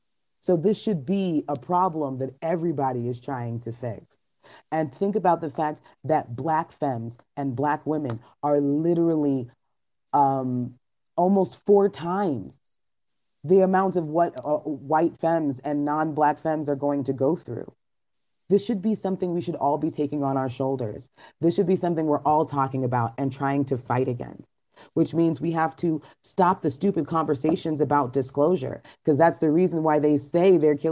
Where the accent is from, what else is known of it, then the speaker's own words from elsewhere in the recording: Trinidad & Tobago; I was saddened to learn that my home country of Trinidad tops this list with 6.6 deaths per 100,000 women.